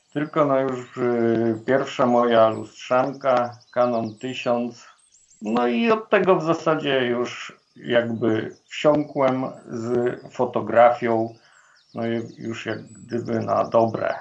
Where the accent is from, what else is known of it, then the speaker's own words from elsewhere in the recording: Włodawa, Lublin Voivodeship, Poland; jestem urodzony na wschodnich rubieżach Polski we Włodawie i lasy były wokół mnie od maleńkości